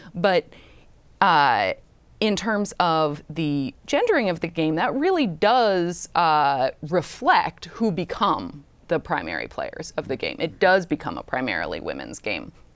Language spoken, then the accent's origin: English; Orange County, Southern California, United States; Orange County, which is where I grew up